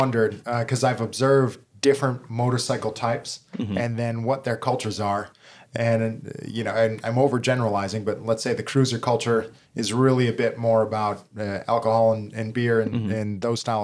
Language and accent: English; Milwaukee, Wisconsin, United States; moved away as an adult; I grew up in Milwaukee and moved here about a year ago